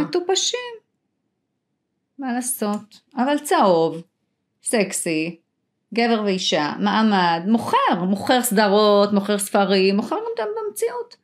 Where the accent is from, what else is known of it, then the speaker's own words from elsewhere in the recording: Israel; נולדתי שם